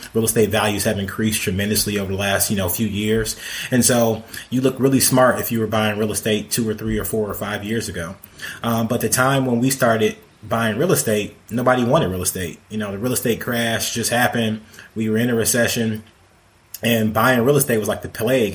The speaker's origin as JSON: {"language": "English", "town": "Detroit", "region": "Michigan", "country": "United States", "tie": "born or raised there", "moved": "yes", "lives_now": "Atlanta, United States", "said": "I grew up in Detroit"}